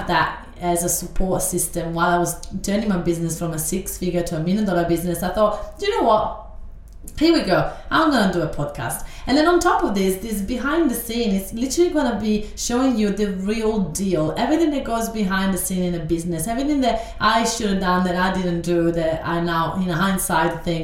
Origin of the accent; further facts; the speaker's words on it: Italy; English is a second language; moved away as an adult; now in Australia; I live in Australia right now, but I grew up in Italy, and I've been in Australia only for 12 years.